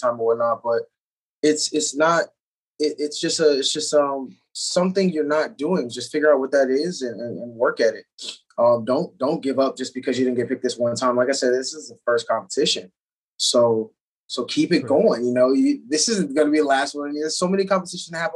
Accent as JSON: {"language": "English", "town": "Detroit", "region": "Michigan", "country": "United States", "moved": "yes", "lives_now": "Florida, United States", "said": "I'm originally from Detroit. I've lived in Florida 14 years."}